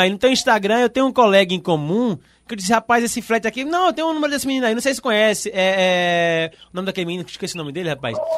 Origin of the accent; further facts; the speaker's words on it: Jaboatão dos Guararapes, Pernambuco, Brazil; Eu sou aqui de Abotão dos Guararapes.